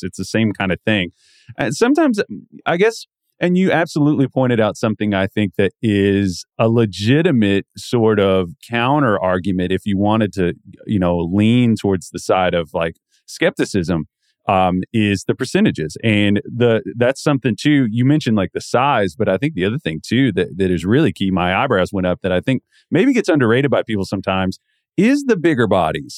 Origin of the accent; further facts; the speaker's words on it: the South, United States; growing up in the South